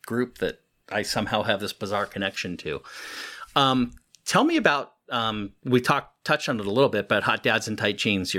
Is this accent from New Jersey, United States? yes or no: no; Los Angeles, California, United States; I grew up in Southern California, the San Fernando Valley